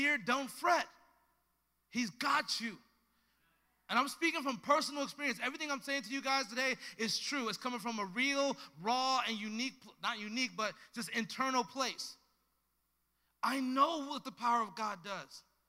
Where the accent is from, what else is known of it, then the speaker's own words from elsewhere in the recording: Los Angeles, California, United States; I was a young black kid growing up in South Central LA in the early 90s